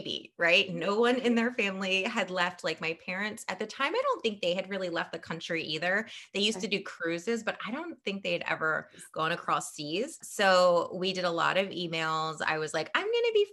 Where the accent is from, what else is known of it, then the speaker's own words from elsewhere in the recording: Lewes, Delaware, United States; also born or lived in Edinburgh, Scotland; I am born and raised in Lewis, Delaware